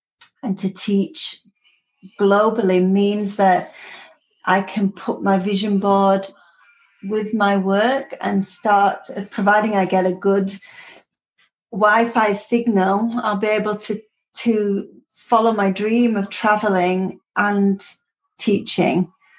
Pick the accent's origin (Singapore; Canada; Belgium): Singapore; born there; I was born in Singapore.